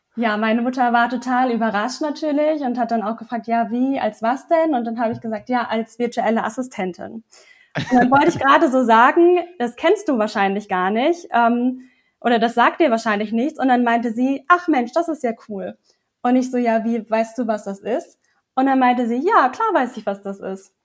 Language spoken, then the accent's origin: German; Lower Saxony, Germany; now in Bavaria, Germany; komme eigentlich aus Niedersachsen und wohne jetzt zurzeit